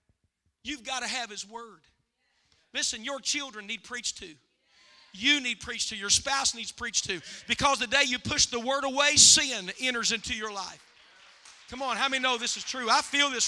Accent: West Virginia, United States; West Virginia

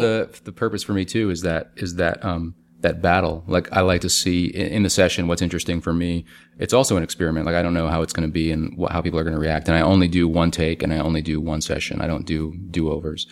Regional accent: New Orleans, Louisiana, United States; now in Brooklyn, United States; my hometown, New Orleans

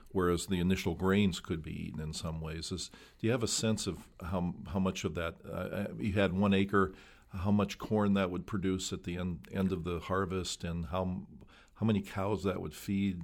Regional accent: Midwest, United States; I grew up in the Midwest

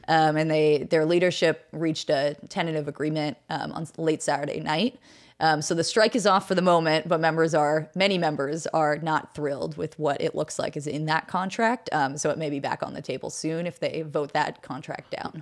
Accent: Pittsburgh, Pennsylvania, United States; also born or lived in New York City; I did grow up in Pittsburgh. Actually, I was born in New York City

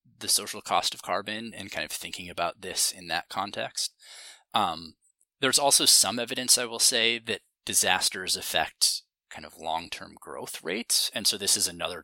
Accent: Montana, United States; now in Los Angeles, United States; I grew up in Montana and now live in Los Angeles

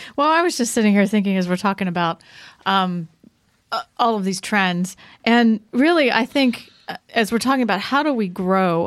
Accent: Franklin County, Pennsylvania, United States; I'm a native Pennsylvanian, you know, I come from Franklin County

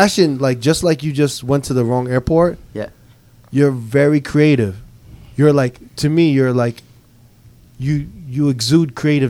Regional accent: New York, United States; I'm from New York. Me and Never from New York

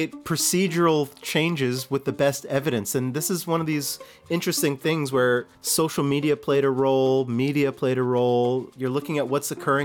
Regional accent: Winnipeg, Manitoba, Canada; also born or lived in Selkirk, Manitoba / Pine Falls, Manitoba; I actually was born in Selkirk and raised in a place called Pine Falls. Both my parents were teachers and Saguenay First Nation. When I was around 7 years old, both my parents got a job with Winnipeg One School Division in Winnipeg, and we made the move

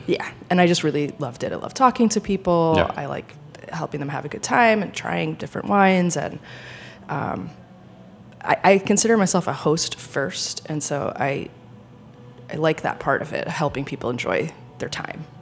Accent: Rhode Island, United States; moved away as an adult; also born or lived in France; now in New York, United States; I grew up in Rhode Island

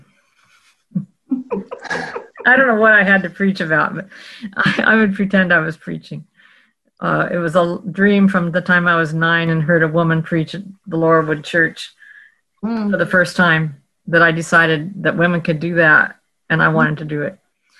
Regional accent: Oregon, United States; Well, I grew up in Oregon, when in the heartbed of legalism of the 1960s.

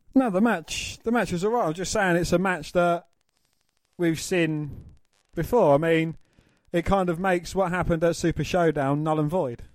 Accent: England, United Kingdom; we're, we're English

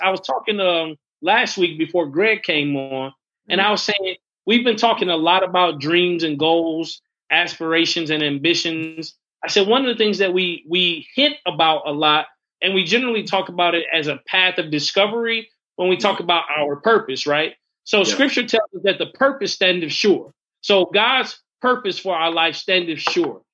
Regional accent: Fort Wayne, Indiana, United States; moved away; also born or lived in North Carolina; I was home in Fort Wayne

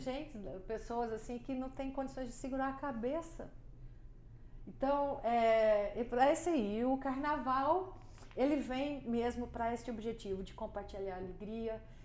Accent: Goiânia, Goiás, Brazil; eu nasci em Goiânia e meus avós foram um dos, dos primeiros habitantes de Goiânia

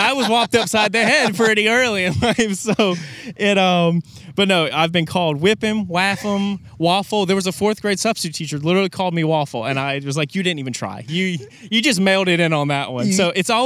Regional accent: Kernersville, North Carolina, United States; I grew up in Kernersville, North Carolina

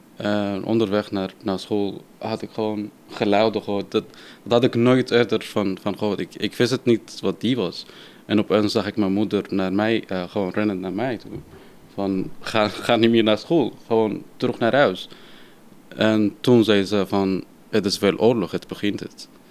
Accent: Syria; Dutch is a second language; also born or lived in Turkey; now in The Hague, Netherlands; ik kom uit Syrië

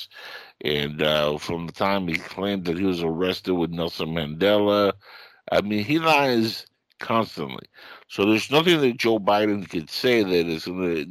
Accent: Cuba; now in United States; I come from Cuba, and we escaped because of the simple fact that that was a revolution that destroyed my country

